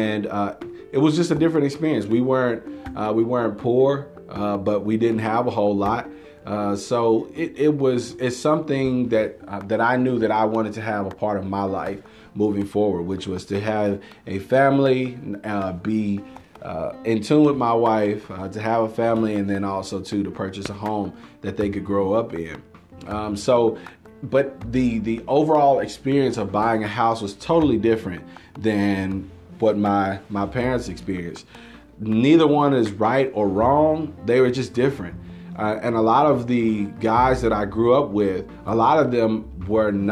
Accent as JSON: {"language": "English", "town": "Longview", "country": "United States", "tie": "born or raised there", "said": "I grew up here in Longview"}